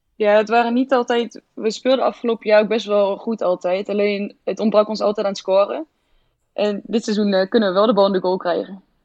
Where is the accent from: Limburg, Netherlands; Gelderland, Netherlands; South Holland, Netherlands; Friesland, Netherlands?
Gelderland, Netherlands; Lichtenvoorde; now in Zwolle, Netherlands; ik kom uit Oost, uit de Achterhoek, uh, Lichtenvoorde